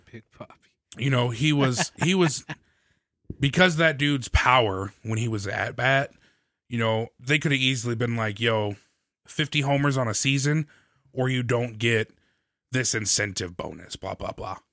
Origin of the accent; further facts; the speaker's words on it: St. Louis, Missouri, United States; I come from St. Louis